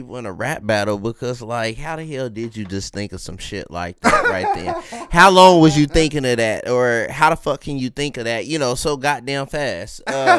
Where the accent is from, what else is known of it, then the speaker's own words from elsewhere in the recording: Kansas City, United States; I'm from Kansas City at the end of the day.